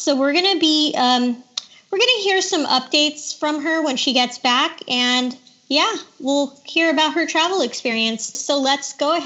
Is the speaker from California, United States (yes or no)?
yes; Los Angeles, California, United States; also born or lived in New Orleans; I grew up in Koreatown